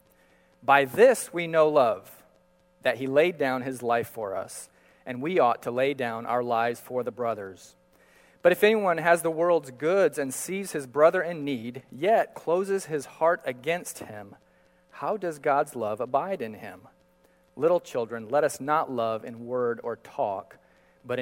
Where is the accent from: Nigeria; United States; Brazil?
Brazil; Manaus, Amazonas; I grew up in Brazil and often walking the streets of Manaus